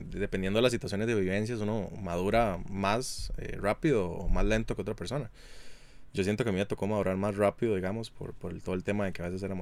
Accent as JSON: {"language": "Spanish", "area": "Hatillo", "region": "San José", "country": "Costa Rica", "tie": "born or raised there", "said": "yo crecí en un lugar no muy agraciado, un barrio no muy agraciado, y yo crecí en Atillo"}